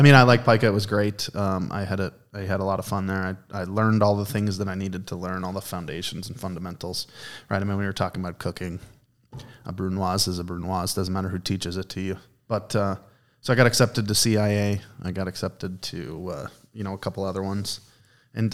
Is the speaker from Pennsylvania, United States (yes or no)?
yes; Export, Pennsylvania, United States; I did. I grew up right outside of Murraysville, a small town called Export. Not a lot of people have heard of it